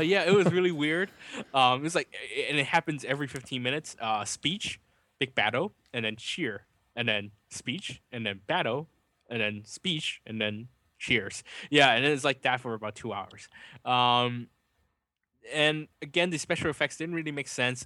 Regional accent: California, United States; as a Californian

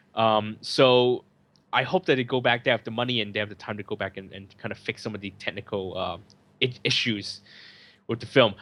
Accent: San Francisco, California, United States; now in Hong Kong; I'm from San Francisco

